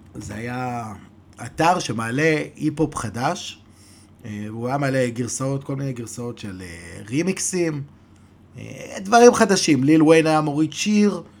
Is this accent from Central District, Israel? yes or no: yes; Modi'in-Maccabim-Re'ut, Central District, Israel; אנחנו באים מרעות